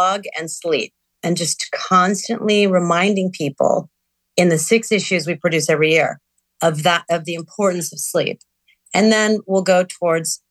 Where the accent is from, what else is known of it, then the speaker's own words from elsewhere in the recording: New York City, New York, United States; moved away; I grew up in New York City. Amidst a lot of pollution, moved out of the city